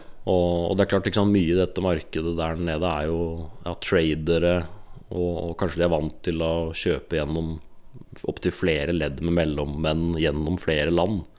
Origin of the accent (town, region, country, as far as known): Bærum, Akershus, Norway; born or raised there; moved away as an adult